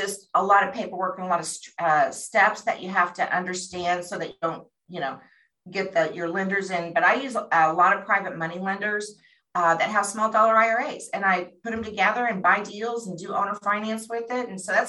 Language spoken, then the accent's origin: English; Phoenix, Arizona, United States; I had no background. We came from Phoenix, Arizona.